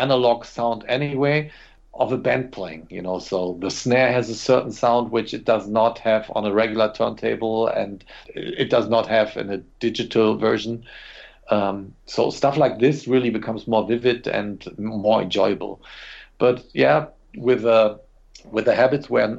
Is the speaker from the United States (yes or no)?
no; Germany